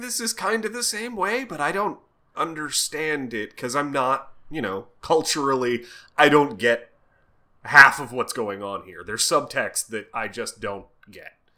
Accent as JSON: {"language": "English", "country": "United States", "said": "I'm American"}